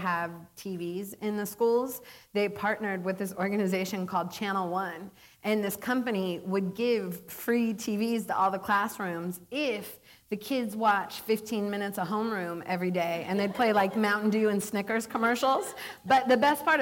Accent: Seattle, Washington, United States; moved away; I growing up in Seattle was so jealous

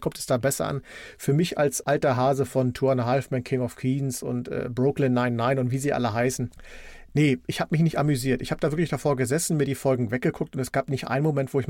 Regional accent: East Germany, Germany; ich bin ja ein Kind der DDR und als die Wende kam und die Videotheken bei uns Einzug hielten, sind wir natürlich in die Videotheken gelaufen.

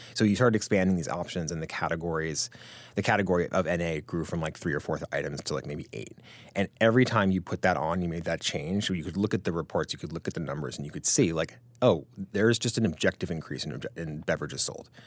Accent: Greenwich, Connecticut, United States; I grew up in Grand Connecticut

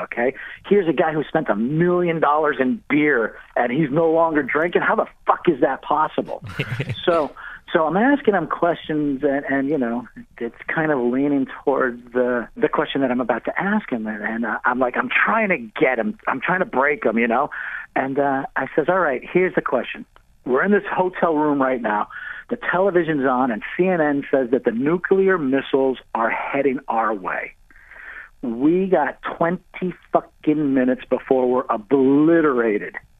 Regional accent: Mamaroneck, New York, United States; moved away; with the fellas I grew up on Rich Bell Road in Mamaroneck, New York

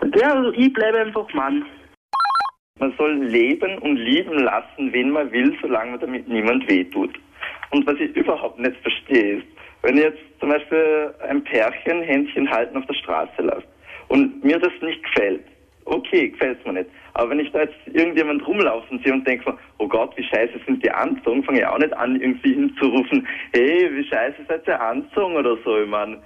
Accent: Tyrol, Austria; moved away as an adult; now in Vienna, Austria; ich komme ursprünglich von Tirol

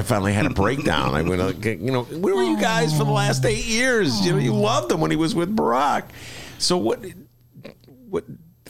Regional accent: Evanston, Illinois, United States; and I'm from Evanston, proud to say that.

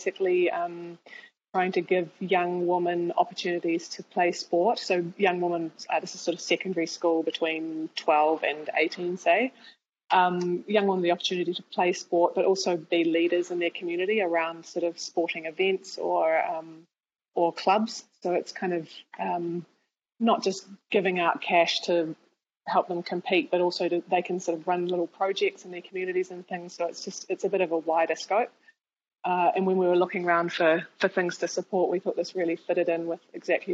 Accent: New Zealand; Growing up in New Zealand

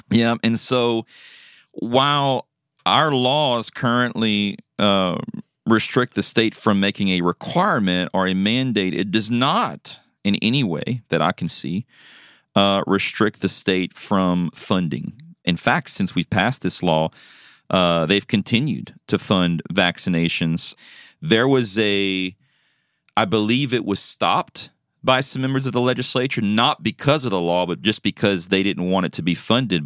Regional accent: South Louisiana, United States; moved away; I'm originally from Louisiana. That's my home

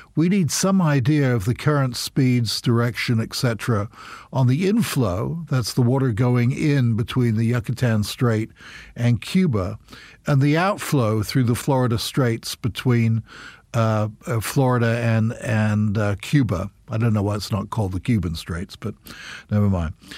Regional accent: United Kingdom; now in United States; I'm British as well.

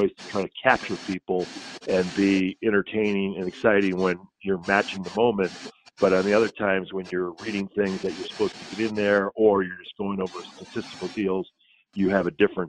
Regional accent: Midwest, United States; I'm like a Midwesterner, like, no.

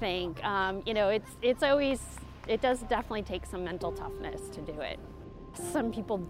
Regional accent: Coventry, Rhode Island, United States; I'm from Coventry, Rhode Island

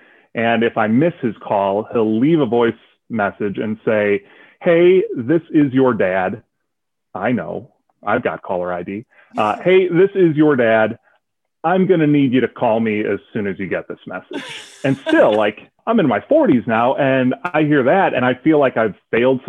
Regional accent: Chicago, Illinois, United States; I grew up just outside Chicago

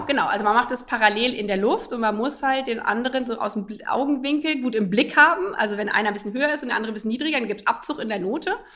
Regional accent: a village in Lower Saxony, Germany; also born or lived in United States; ich bin auf einem Dorf in Niedersachsen groß geworden

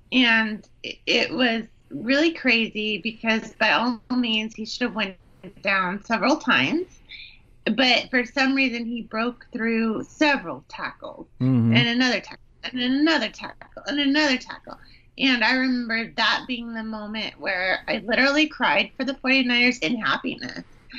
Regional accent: Bay Area, California, United States; I am definitely from the Bay Area.

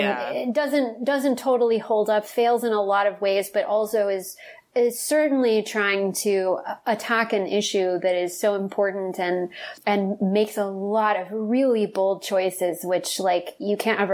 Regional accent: the South, United States; And I think that it's something that certainly as a young woman, again, growing up in the South and who was not, out of the closet for a long time

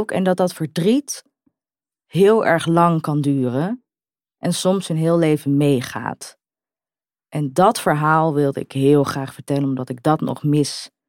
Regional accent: Utrecht, Netherlands; En ik hoor bij Utrecht, ik kom uit Utrecht, ik woon in Utrecht.

